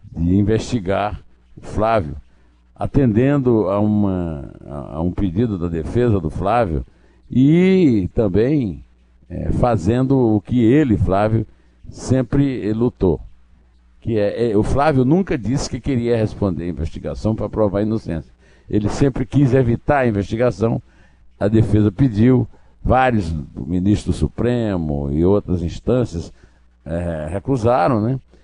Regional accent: sertão of the Northeast, Northeast Region, Brazil; lá no sertão do Nordeste, onde eu nasci e fui criado

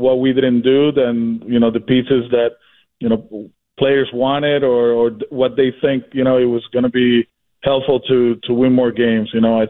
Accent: Puerto Rico; and I'm from Puerto Rico

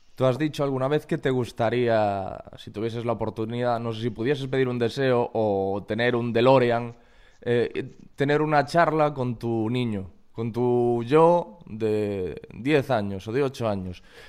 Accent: Corcubión, Galicia, Spain; yo soy de Corcubión, que es un pueblecito como Montiel

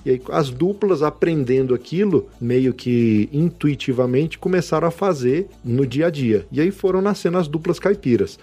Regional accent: Brasília, Federal District, Brazil; brasiliense, 41 anos de idade hoje, em 2020, nascido e criado aqui em Brasília

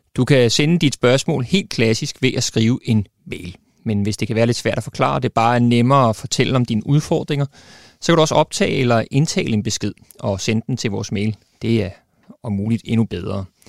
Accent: Denmark; vi som danskere

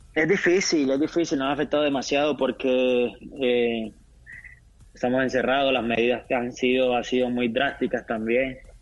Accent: Colombia

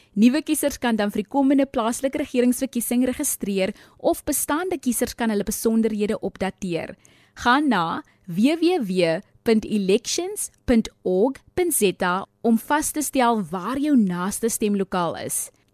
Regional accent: Paarl, Western Cape, South Africa; ek is van die Parel.

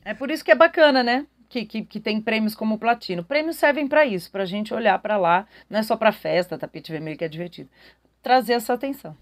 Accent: Brazil; nós brasileiros

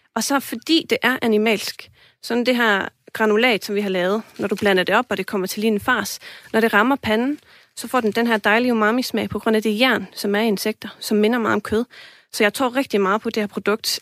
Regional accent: Iceland; now in Denmark; jeg kommer fra Island

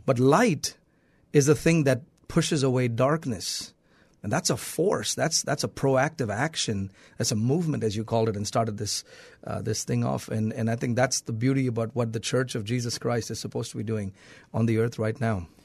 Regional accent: South India, India; now in United States; I was born and raised in India, in South India.

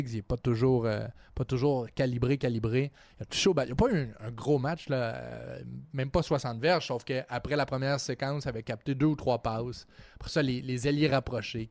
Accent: Trois-Rivières, Quebec, Canada; je viens de Trois-Rivières.

